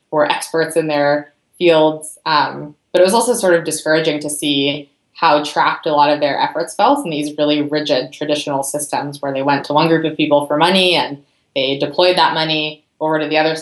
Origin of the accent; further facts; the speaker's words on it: Berkeley, California, United States; also born or lived in Santa Barbara, California; I grew up in Berkeley, California.